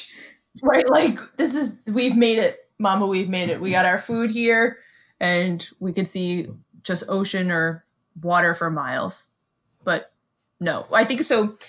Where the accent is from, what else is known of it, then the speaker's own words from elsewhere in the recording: New York City, New York, United States; moved away; I grew up in Bensonhurst